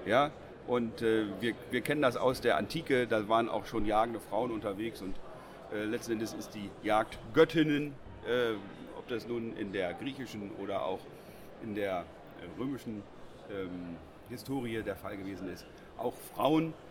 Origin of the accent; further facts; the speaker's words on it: Northern Germany, Germany; bei uns im Norden